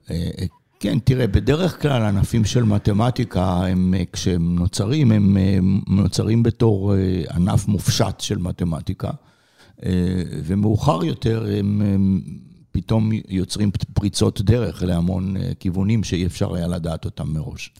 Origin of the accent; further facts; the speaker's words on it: Israel; moved away; אני אה, גדלתי בארץ